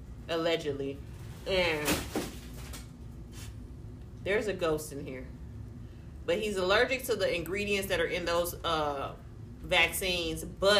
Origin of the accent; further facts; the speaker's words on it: Chicago, Illinois, United States; now in Alabama, United States; I'm in Chicago visiting for the pop-up shop